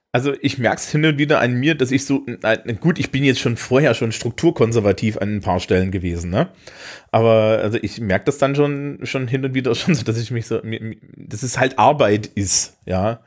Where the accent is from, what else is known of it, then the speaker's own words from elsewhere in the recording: Thuringia, Germany; now in Franconia, Germany; bin ich natürlich als Thüringer